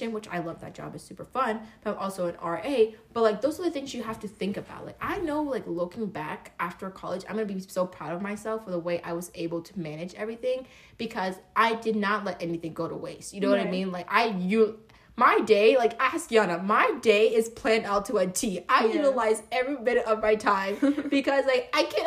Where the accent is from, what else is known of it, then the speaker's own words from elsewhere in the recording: Pennsylvania, United States; moved away; I'm originally from Pennsylvania, so I'm not from Florida